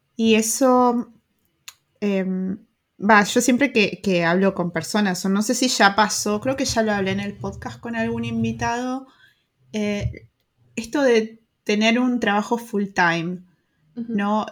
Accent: Argentina; now in Germany; nuestros países como Argentina, Uruguay

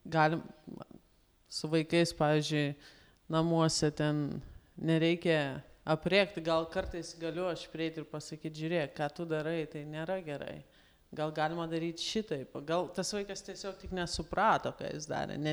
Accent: Lithuania; mes lietuviai

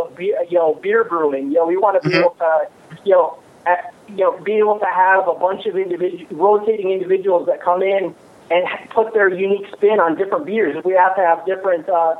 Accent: Michigan, United States; moved away; I'm from Michigan

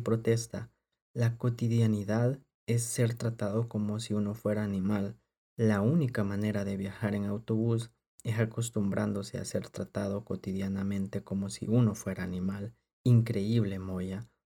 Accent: El Salvador; somos tan fanáticos como salvadoreños

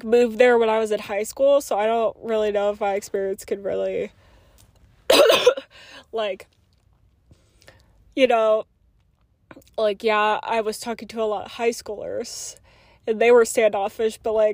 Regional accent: Oklahoma, United States; also born or lived in Virginia; now in Illinois, United States; I was born and raised in Oklahoma

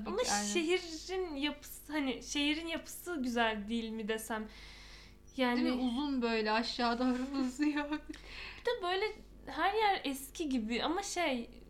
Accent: Istanbul, Turkey; ya İstanbul'da büyüdük de ne oldu?

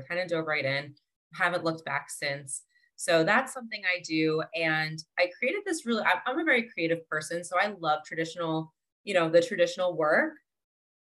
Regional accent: New Jersey, United States; also born or lived in Boston, Massachusetts; now in Delray Beach, United States; I'm originally from New Jersey.

